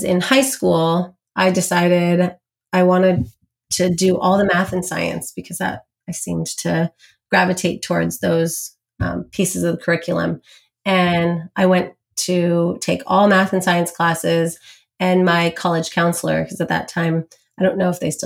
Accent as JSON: {"language": "English", "town": "San Diego", "region": "California", "country": "United States", "tie": "born or raised there", "moved": "as an adult", "lives_now": "Los Angeles, United States", "said": "I grew up in San Diego"}